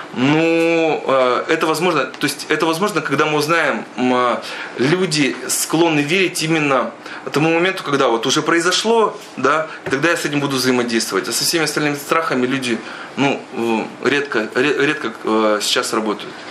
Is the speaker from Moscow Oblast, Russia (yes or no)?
no; Chelyabinsk Oblast, Russia; это еще и жители Челябинской области